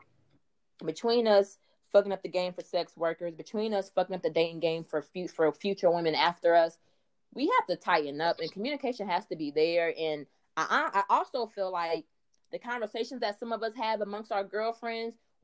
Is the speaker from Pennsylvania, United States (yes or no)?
no; Dayton, Ohio, United States; I am from Dayton, Ohio